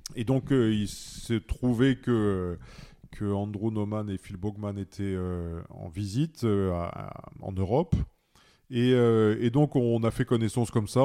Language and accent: French; Pas-de-Calais, Hauts-de-France, France; moved away; also born or lived in Paris; j'ai commencé dans le Pas-de-Calais, dans mon village natal